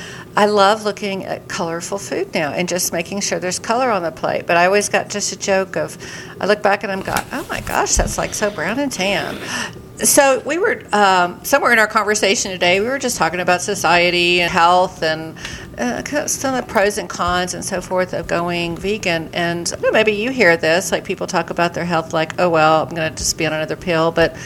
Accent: the South, United States; I will never eat collard greens. I'm from the South.

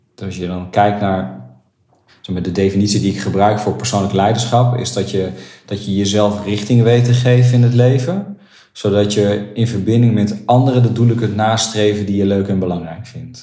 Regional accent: Nunspeet, Gelderland, Netherlands; ik kom uit Nunspeet.

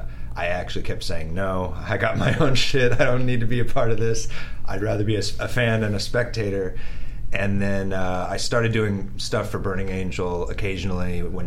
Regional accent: San Diego, California, United States; I'm from San Diego, though, so I've been in California my whole life.

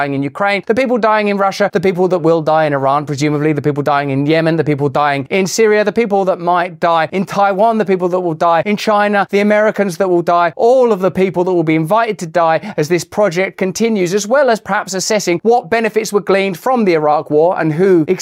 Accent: England, United Kingdom; I say that as an Englishman

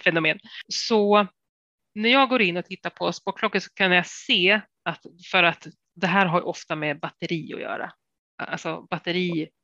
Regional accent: Sundsvall, Västernorrland County, Sweden; moved away; jag är ju från Sundsvall

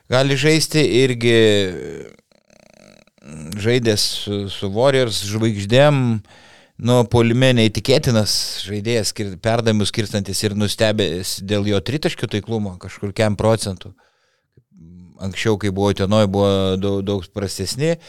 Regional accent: Panevėžys, Panevėžys County, Lithuania; esu iš Panevežio … panevežėtis

